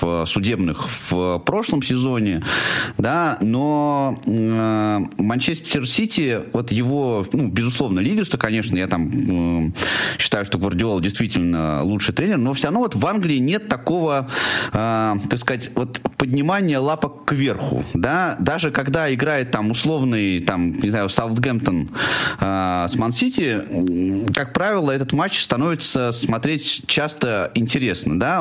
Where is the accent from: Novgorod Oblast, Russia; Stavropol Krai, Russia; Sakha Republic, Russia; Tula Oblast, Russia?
Tula Oblast, Russia; Tula; моего любимого города, откуда я родом